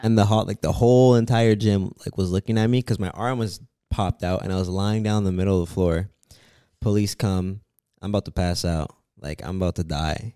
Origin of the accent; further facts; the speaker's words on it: Toronto, Ontario, Canada; I am from Canada